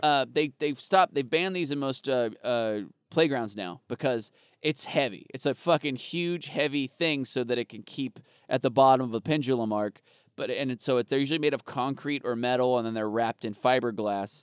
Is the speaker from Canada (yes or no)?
no; Arizona, United States; I grew up in Arizona